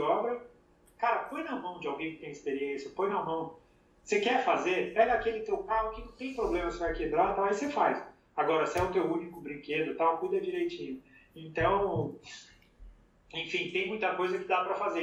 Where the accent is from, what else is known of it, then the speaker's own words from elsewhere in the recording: Brazil; now in United States; eu fui criado no Brasil gostando dos carros fabricados no Brasil.